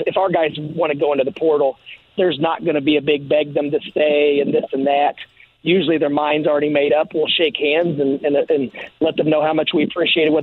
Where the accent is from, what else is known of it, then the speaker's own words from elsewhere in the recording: Terre Haute, Indiana, United States; I was born in Terre Haute